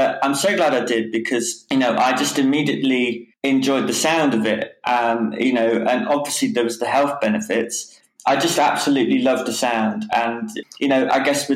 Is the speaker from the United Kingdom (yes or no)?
yes; Whitnash, West Midlands, United Kingdom; moved away as an adult; also born or lived in Rugby / Newcastle; now in Caernarfon, United Kingdom; And I was brought up near Warwick, yeah, in a little place called Whitnash. Yeah, that's where I was brought up and until I moved away to Newcastle when I was, 18